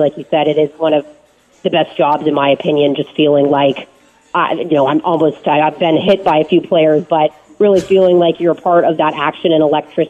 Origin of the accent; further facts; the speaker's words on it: Bay Area, California, United States; moved away; I grew up in the Bay Area